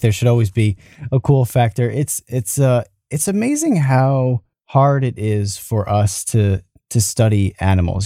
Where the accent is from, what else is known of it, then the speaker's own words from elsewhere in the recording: New York, United States; I'm from New York. I'm fro, I'm from the United States. I'm from New York